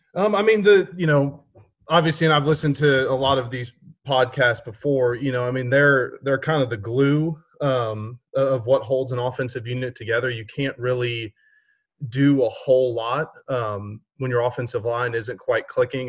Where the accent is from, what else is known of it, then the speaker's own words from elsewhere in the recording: Houston, Texas, United States; growing up in Houston